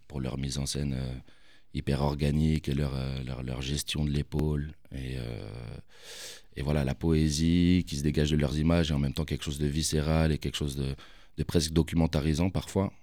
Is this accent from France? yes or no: yes; Paris, Île-de-France, France; j'ai grandi là-bas.